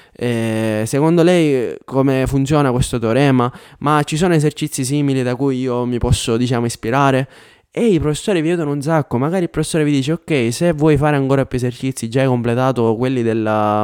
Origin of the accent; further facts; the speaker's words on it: Biancavilla, Sicily, Italy; moved away as an adult; also born or lived in Catania / Milan; now in Denmark; io vengo da Biancavilla, che è una città di 24.000 abitanti, andavo all'università a Catania